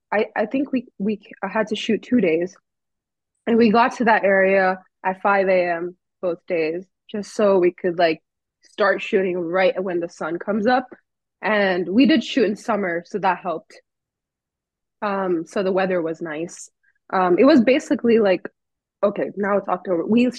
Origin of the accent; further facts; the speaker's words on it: California, United States; born there; also born or lived in Texas / India; now in New York, United States; I was born in California, lived there for a while, and then I moved to Texas, lived there for a while. I even lived in India for a couple of years, and then for college, I moved to New York.